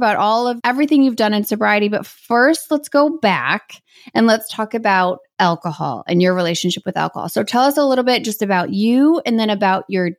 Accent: Midwest, United States; I'm from the Midwest

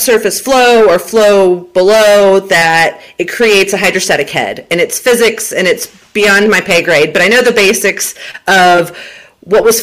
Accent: Huntsville, Alabama, United States; moved away as an adult; also born or lived in Southern Florida / Southern California / Permian Basin, Texas; now in Texas, United States; Mom moved me back to Huntsville, Alabama, where both of my parents are originally from. They were high school sweethearts. Went to middle school and high school in Huntsville, Alabama

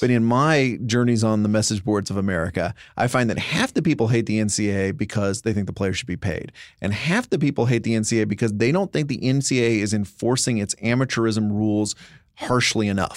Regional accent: Dallas, Texas, United States; growing up in Dallas

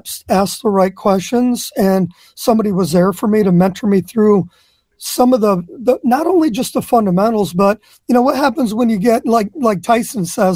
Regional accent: Flint, Michigan, United States; I was born and raised in Flint, Michigan.

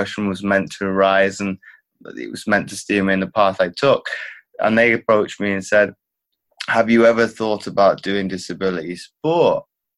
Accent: Belgium; I grew up in Belgium to where both of my parents been in the military.

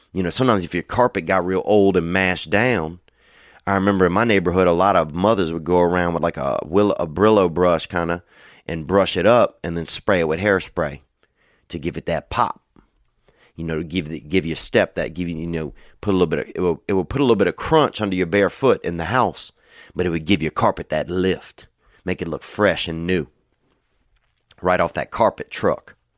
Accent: Covington, Louisiana, United States; moved away; I was down there in Covington, Louisiana

